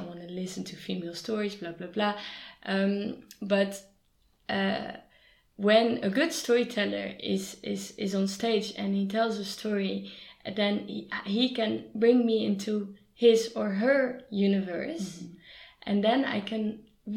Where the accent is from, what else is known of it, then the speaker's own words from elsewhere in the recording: Amsterdam, North Holland, Netherlands; I'm from Amsterdam, I love bicycles